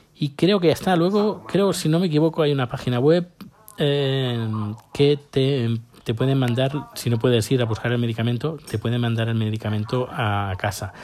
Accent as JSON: {"language": "Spanish", "country": "Spain", "moved": "yes", "said": "yo hace casi 10 años que salí de, de la península ibérica"}